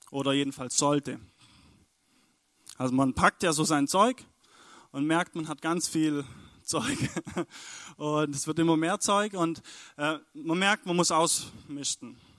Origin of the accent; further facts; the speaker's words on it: Stuttgart, Baden-Württemberg, Germany; wir kommen aus Stuttgart, genau, da sind wir angereist.